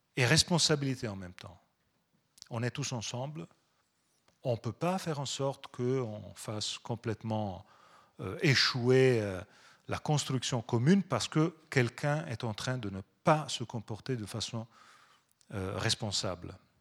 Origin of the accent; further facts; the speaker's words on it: Pisa, Tuscany, Italy; French is a second language; je viens de Toscane. On a été, je viens de Pise